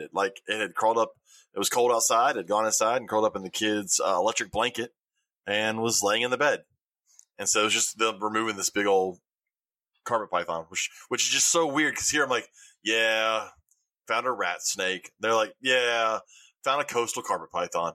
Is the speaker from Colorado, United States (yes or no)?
no; Alabama, United States; I'm from Alabama